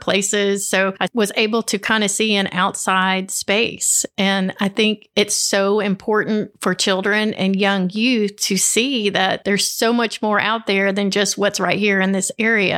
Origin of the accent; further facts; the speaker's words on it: Upper Cumberland, Tennessee, United States; I'm from here, born and raised